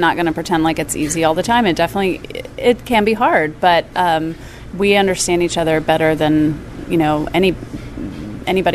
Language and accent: English; Shreveport, Louisiana, United States; moved away; I grew up in the south, and a little bit into Rich Table being open, we went back to my hometown, which is a tiny little town in northwest Louisiana called Shreveport